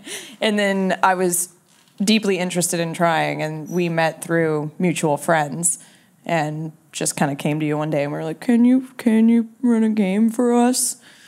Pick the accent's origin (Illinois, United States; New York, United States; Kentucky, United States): Kentucky, United States; now in Los Angeles, United States; I moved to Los Angeles because I'm from Kentucky